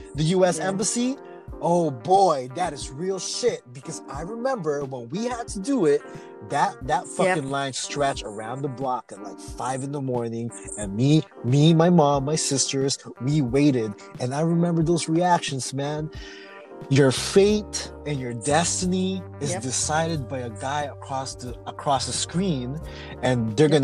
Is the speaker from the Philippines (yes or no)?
yes; Philippines; now in United States; we are immigrants from the Philippines